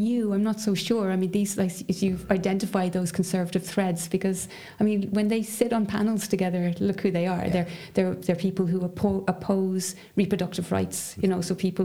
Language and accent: English; Dublin, Leinster, Ireland; growing up in Dublin, and I would have lived in a sort of fairly middle class area.